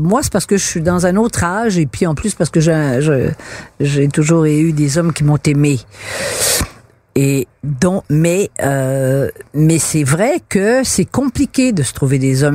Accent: Quebec, Canada; Dans ma génération, euh, à l'école, quand j'étais enfant, on était des Canadiens français et on est devenu des Québécois en 1960

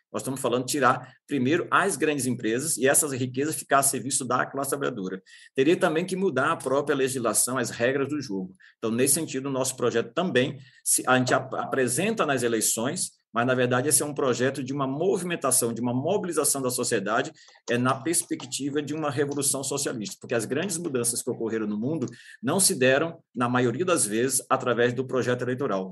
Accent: Northeast Region, Brazil; now in São Paulo, Brazil; sou nordestino

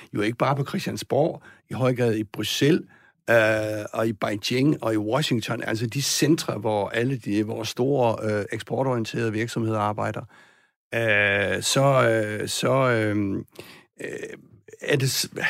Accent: Southern Jutland, Southern Denmark, Denmark; moved away

